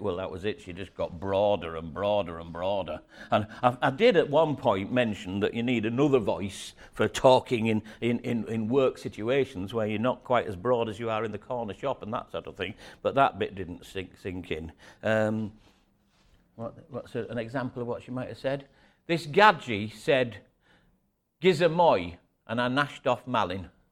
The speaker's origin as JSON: {"language": "English", "town": "York", "region": "Yorkshire and the Humber", "country": "United Kingdom", "tie": "born or raised there", "moved": "as an adult", "lives_now": "Scarborough, United Kingdom", "said": "I'm over in Scarborough, and I was brought up in, in, um, York"}